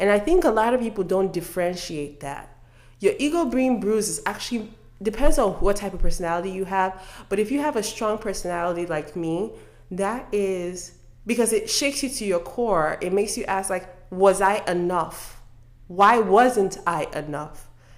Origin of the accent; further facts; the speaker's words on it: Delta, Nigeria; Other than the fact that you just found out my last name, I'm from Delta State.